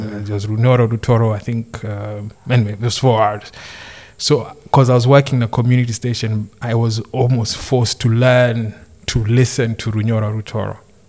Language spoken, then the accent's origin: English; Nairobi, Kenya; moved away as an adult; I'm like from Nairobi.